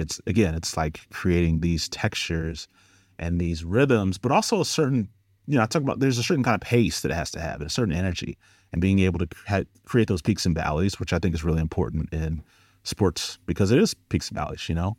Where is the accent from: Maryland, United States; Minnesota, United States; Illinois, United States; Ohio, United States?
Ohio, United States; Cleveland; moved away as an adult; now in Los Angeles, United States; I'm from Cleveland, Ohio originally. Now I live in L A. Been in L A for about eight years.